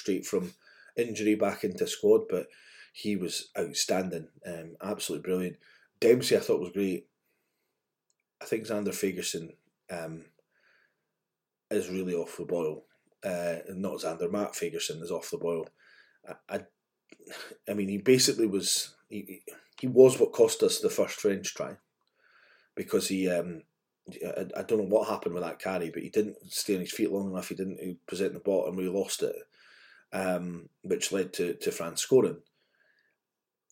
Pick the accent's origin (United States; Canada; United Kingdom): United Kingdom; Scotland; as a Scotsman